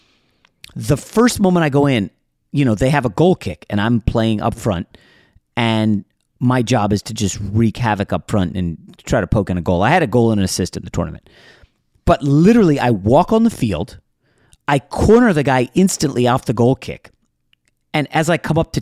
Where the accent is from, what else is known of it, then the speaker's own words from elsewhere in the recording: Virginia, United States; where I grew up in Virginia